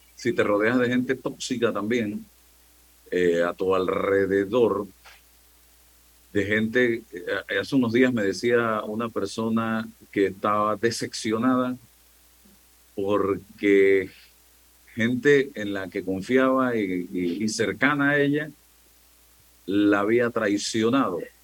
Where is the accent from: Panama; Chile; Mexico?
Panama; the interior of the Republic; moved away; yo que vengo del interior de la República